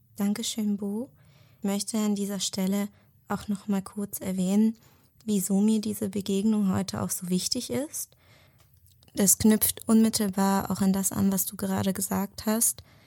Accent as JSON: {"language": "German", "country": "Germany", "tie": "born or raised there", "also_born_or_lived": "Israel", "said": "den größten Teil meines Lebens in Deutschland verbracht, bin hier aufgewachsen"}